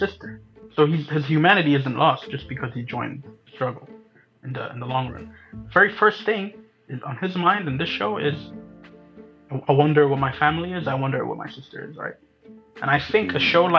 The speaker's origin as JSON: {"language": "English", "country": "Eritrea", "tie": "born or raised there", "said": "growing up in Eritrea"}